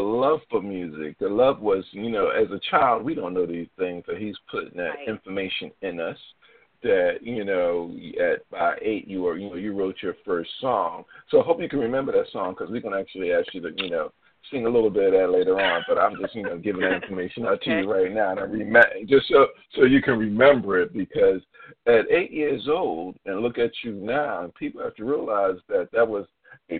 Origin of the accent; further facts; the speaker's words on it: Philadelphia, Pennsylvania, United States; moved away as an adult; now in Baltimore, United States; I'm a Philadelphian by trick, you know, by heart, but I moved here like 16, 17 years ago